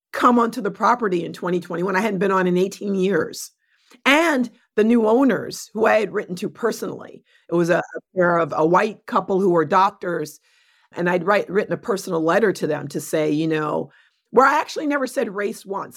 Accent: New York City, New York, United States; I was born in New York City, adopted through Spence Chapin

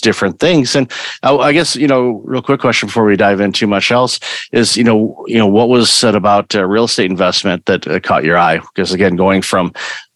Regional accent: Waterford, Michigan, United States; I grew up in Waterford, Michigan.

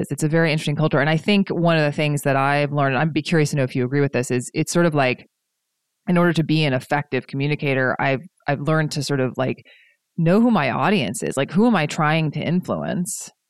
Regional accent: East Coast, United States; now in Pacific Northwest, United States; especially growing up on the East Coast and in the South, and then coming to the Pacific Northwest where the communication style is a lot less blunt.

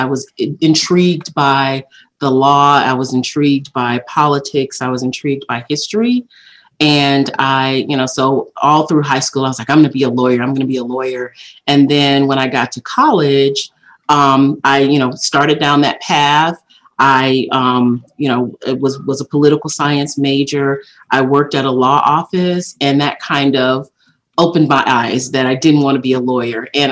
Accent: Laurel, Mississippi, United States; I was born in Laurel, Mississippi, and my mom was married young, and I grew up

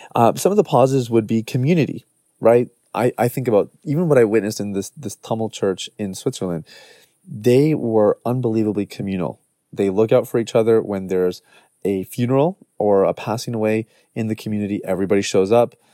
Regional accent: Canada; much of our upbringing has just been Canadian

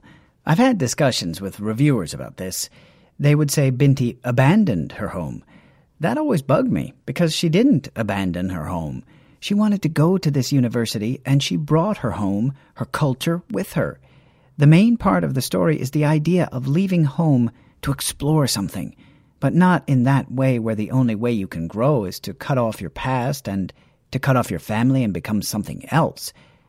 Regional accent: Nigeria; Being Nigerian, being Igbo in particular, that's a big deal. That's something my own people have struggled with.

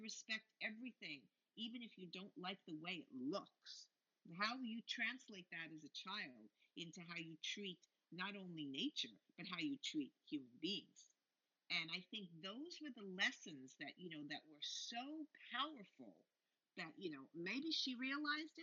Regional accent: Beverly Hills, California, United States; I grew up in Beverly Hills, California

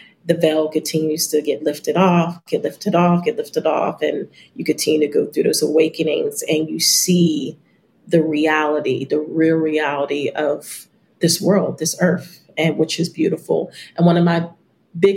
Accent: United States; I am American

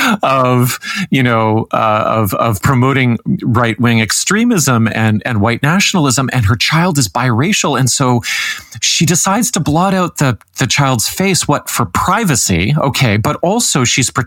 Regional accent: Canada; as a Canadian

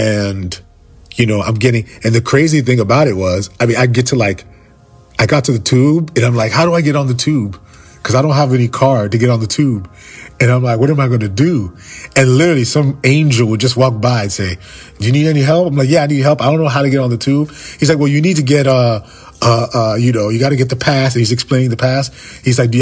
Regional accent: Fort Lauderdale, Florida, United States; I'm from Fort Lauderdale

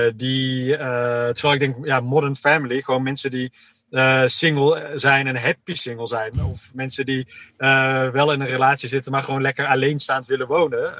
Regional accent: Uden, North Brabant, Netherlands; ik ben zelf opgegroeid in Uden in Brabant

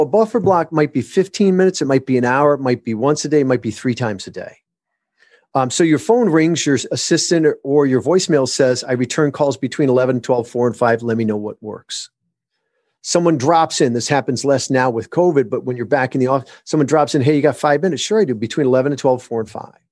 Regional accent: Michigan, United States; born or raised there; moved away; also born or lived in Southern California

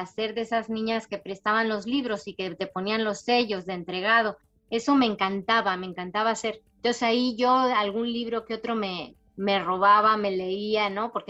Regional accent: Barcelona, Catalonia, Spain; born there; also born or lived in Panama; por eso también nací en Barcelona, porque estaba destinado en Barcelona cuando yo nací ahí. Y mm, porque mi papá realmente es madrileño, entonces lo lógico hubiera sido que, que naciera en Madrid, pero estábamos destinados en Barcelona, después lo destinaron a, a Panamá y ahí estuvimos ocho años.

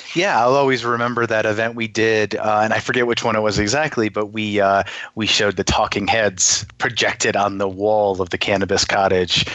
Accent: Schenectady, New York, United States; moved away; also born or lived in Rochester, New York; originally I am from New York, originally from upstate New York, Schenectady

